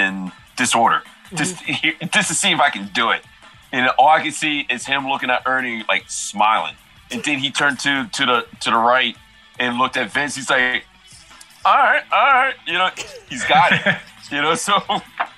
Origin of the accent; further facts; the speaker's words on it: Maryland, United States; moved away as an adult; now in Los Angeles, United States; I moved from Maryland